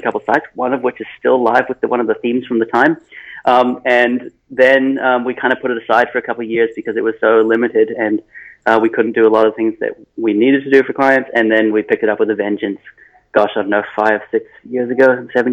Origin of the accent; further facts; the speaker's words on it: New Zealand; accent: Kiwi; moved away as an adult; also born or lived in California, United States; now in New York City, United States; I am from New Zealand, which is, well, I say I'm from New Zealand. I've lived for 25 years in New Zealand. I was actually, secret here is I was born in California, but my family moved to New Zealand 25-something years ago